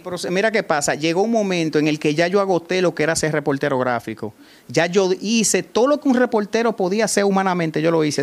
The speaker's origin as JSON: {"language": "Spanish", "town": "Salcedo", "region": "Hermanas Mirabal", "country": "Dominican Republic", "said": "estoy tan comprometido con mi pueblo y con lo que yo hago aquí"}